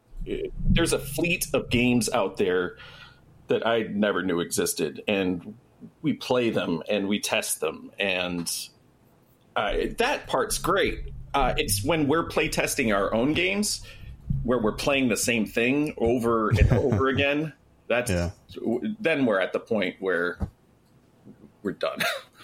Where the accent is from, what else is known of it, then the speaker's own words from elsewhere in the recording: Michigan, United States; Right here, Southeast Michigan.